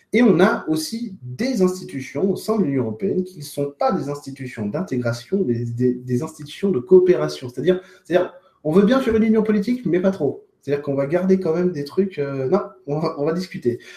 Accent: France; chez nous en France

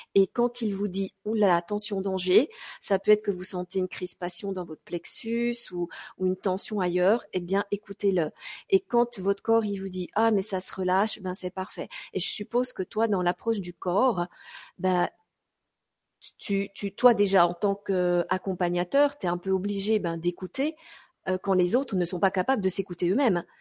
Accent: Switzerland; je suis suissesse

